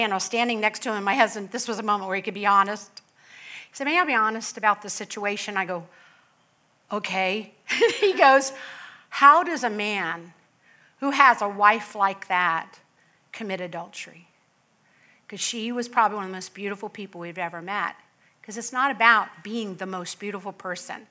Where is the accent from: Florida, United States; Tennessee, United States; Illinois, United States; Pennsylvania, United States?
Florida, United States; Palm Beach County; I come from Palm Beach County